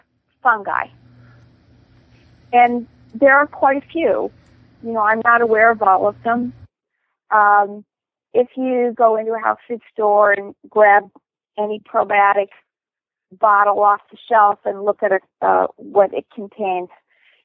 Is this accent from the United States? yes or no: yes; outside of Pittsburgh, Pennsylvania, United States; I grew up outside of Pittsburgh